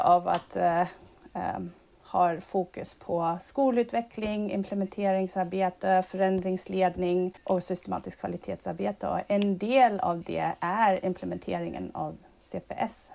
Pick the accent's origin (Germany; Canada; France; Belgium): Germany; Swedish is a second language; moved away as an adult; also born or lived in Berlin / Madrid; now in Sweden; jag är född och uppvuxen i Tyskland